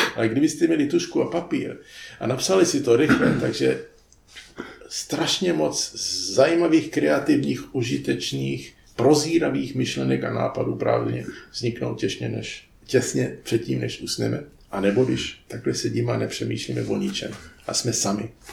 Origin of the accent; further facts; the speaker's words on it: United States; moved away; jsem vyrostl v poměrně chudé čtvrti v Americe, to byla dělnická čtvrta, byli to samý Italové a Čani